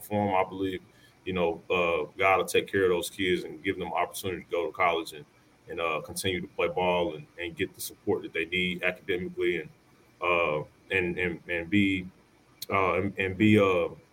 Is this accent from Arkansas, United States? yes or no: yes; Arkansas, United States; I'm back home in my hometown